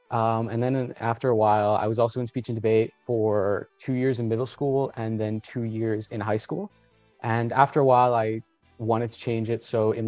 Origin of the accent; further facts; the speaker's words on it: Colombia; now in South Florida, United States; So I'm Colombian. I was born in Colombia. I moved to the United States and I currently live in South Florida.